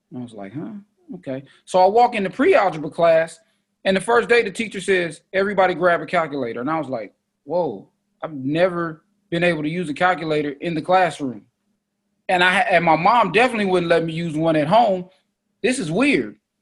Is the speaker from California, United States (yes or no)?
yes; Oakland, California, United States; I'm from East Oakland